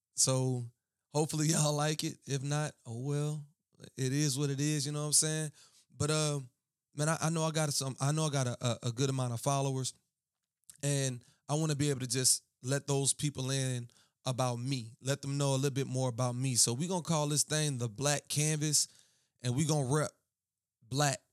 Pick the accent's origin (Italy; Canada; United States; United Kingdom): United States; Baton Rouge, Louisiana; I am from Baton Rouge